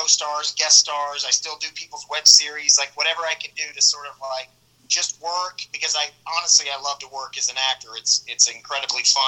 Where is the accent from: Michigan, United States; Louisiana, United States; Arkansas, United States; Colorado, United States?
Arkansas, United States; Little Rock; moved away as an adult; now in Los Angeles, United States; Growing up in Arkansas, I went to the University of Arkansas